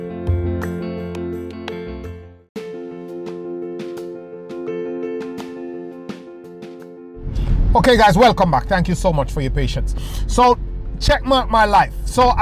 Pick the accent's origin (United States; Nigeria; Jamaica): Jamaica; moved away; I was still in Jamaica, living in Jamaica. I'm originally Jamaican